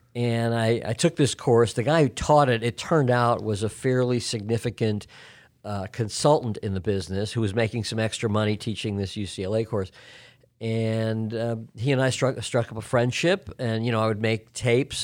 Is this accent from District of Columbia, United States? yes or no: no; Chicago, Illinois, United States; moved away as an adult; also born or lived in Los Angeles; now in Atlanta, United States; I grew up in Chicago.